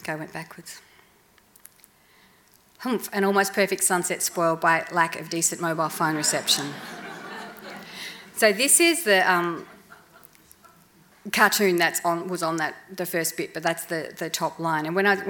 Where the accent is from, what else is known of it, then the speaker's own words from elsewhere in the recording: Melbourne, Victoria, Australia; I grew up in Melbourne